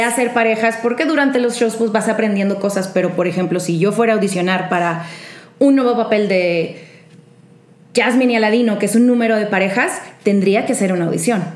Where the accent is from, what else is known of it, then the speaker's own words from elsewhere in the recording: Monterrey, Nuevo León, Mexico; moved away as an adult; now in Mexico City, Mexico; me mudé de Monterrey. Cuando tenía 19 años, me salí de mi casa